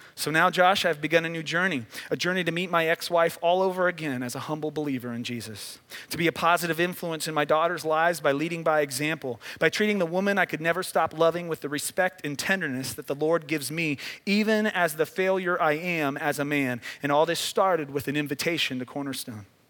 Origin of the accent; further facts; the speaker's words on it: Midwest, United States; now in Southern California, United States; I grew up in the Midwest